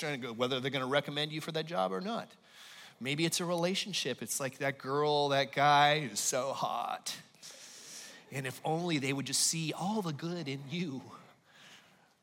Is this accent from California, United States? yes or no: yes; Los Angeles, California, United States; moved away; I'm from Los Angeles